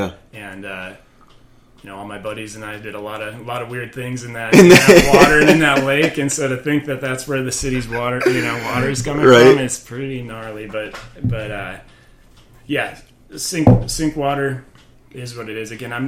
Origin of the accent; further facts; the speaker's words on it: Fergus Falls, Minnesota, United States; I grew up in Fergus Falls, Minnesota, which is the western part of the state.